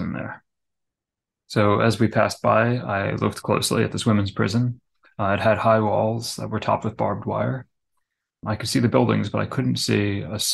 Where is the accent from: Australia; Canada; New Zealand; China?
China; Kashgar, Xinjiang; moved away; near my hometown, Kashgar